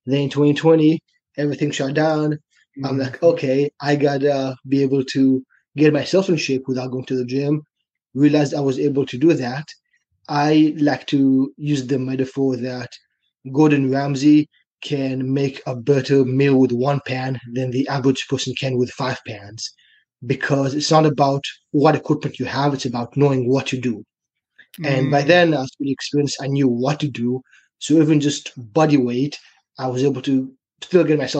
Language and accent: English; China; moved away as an adult; also born or lived in Israel; now in Canada; as you can probably hear from my accent, I'm from Israel. When I was six, my family and I, we moved to China. I grew up there.